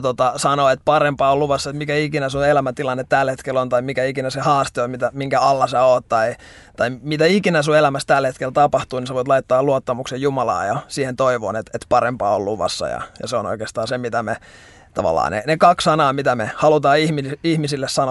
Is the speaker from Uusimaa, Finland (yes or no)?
yes; Helsinki, Uusimaa, Finland; mä oon Helsingistä, 27-vuotias nuori mies